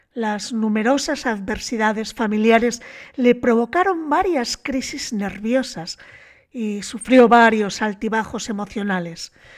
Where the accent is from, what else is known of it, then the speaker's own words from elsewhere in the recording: Bilbao, Basque Country, Spain; como bilbaína que soy